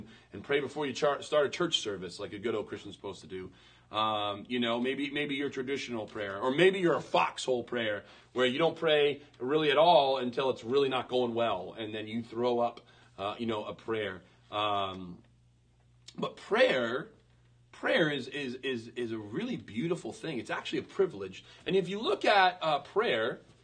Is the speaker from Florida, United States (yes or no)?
no; Western Maine, United States; I was born in 1982 in Western Maine